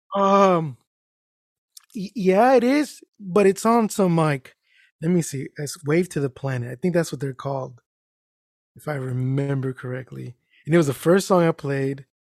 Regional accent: Mexico; I am Mexican.

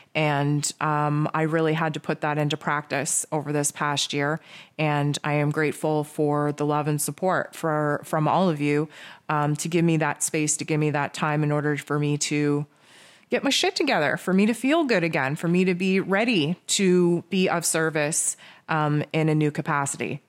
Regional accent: Canada; I'm Canadian

